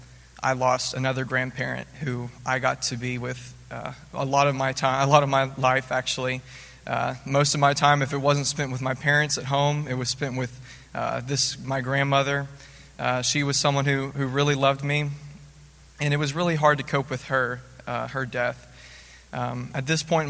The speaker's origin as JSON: {"language": "English", "town": "Nashville", "region": "Tennessee", "country": "United States", "said": "I'm from Nashville, Tennessee. As a kid, I always grew up in the church"}